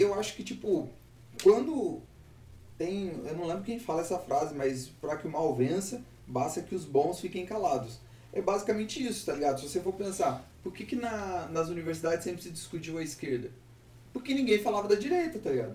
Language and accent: Portuguese; Rondônia, Brazil; eu sou rondoniense